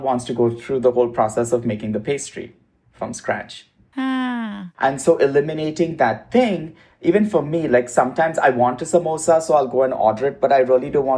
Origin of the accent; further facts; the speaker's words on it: Mumbai, Maharashtra, India; moved away as an adult; also born or lived in Midwest, United States / East Coast, United States / South, United States; now in Los Angeles, United States; I grew up in India